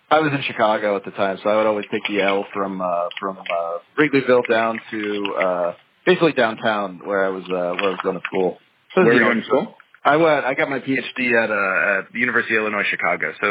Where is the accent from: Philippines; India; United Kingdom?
Philippines; also born or lived in Philadelphia; No, I just went there for school. Although I was there for like six years, so in a lot of ways, it feels like a second home. Um, but I'm from